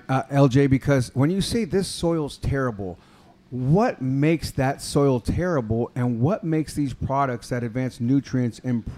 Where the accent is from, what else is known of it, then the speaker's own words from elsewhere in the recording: San Jose, California, United States; moved away; also born or lived in Fremont / Oakland / Lake Forest; So I'm from San Jose, right? Born and raised. Born in San Jose Hospital. Born in the Bay.